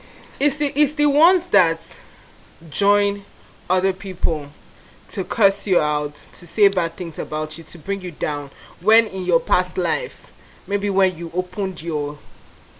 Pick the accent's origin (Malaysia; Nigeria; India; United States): Nigeria; also born or lived in Abuja / Lagos; I'm Nigerian